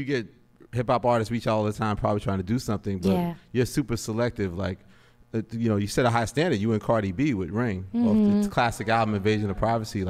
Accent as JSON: {"language": "English", "town": "New York City", "region": "New York", "country": "United States", "said": "We're from Queens. We're very proud about that."}